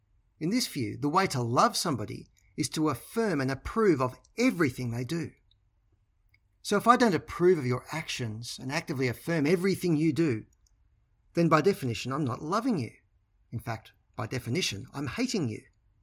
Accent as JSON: {"language": "English", "country": "Australia", "moved": "as an adult", "lives_now": "England", "said": "My wife Bron and I discovered this when we moved from Australia to live in England. For the most part, we spoke the same language as our English counterparts."}